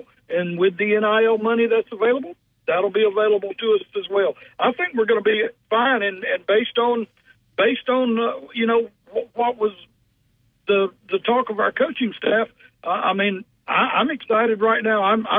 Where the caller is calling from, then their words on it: Alabama, United States; I am calling you from Uri, Alabama.